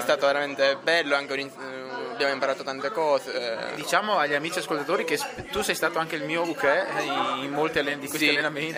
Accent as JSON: {"language": "Italian", "town": "Agira", "region": "Sicily", "country": "Italy", "tie": "born or raised there", "also_born_or_lived": "Colleferro, Lazio", "said": "ho passato i miei, i miei primi sei anni a Colleferro e poi ci siamo trasferiti in Sicilia"}